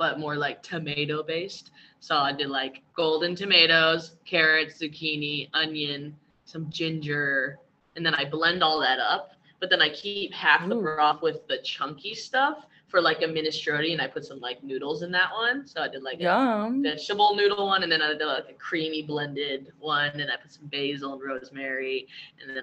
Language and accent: English; Los Angeles, California, United States; moved away as an adult; now in Mexico; Born and raised in Los Angeles.